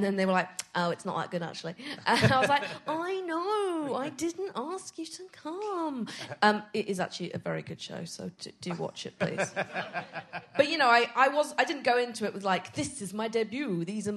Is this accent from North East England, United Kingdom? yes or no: no; Edinburgh, Scotland, United Kingdom; I'm from Edinburgh